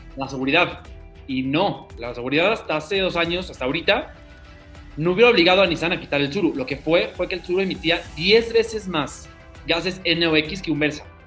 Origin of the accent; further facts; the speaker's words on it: State of Mexico, Mexico; aquí somos, somos mexiquenses.